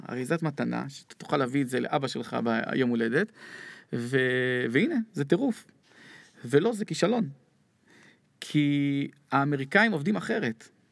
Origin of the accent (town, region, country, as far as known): Israel